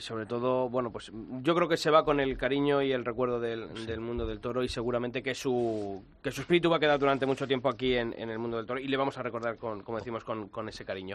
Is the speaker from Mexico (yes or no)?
no; Ávila, Castile and León, Spain; dos paisanos míos de Ávila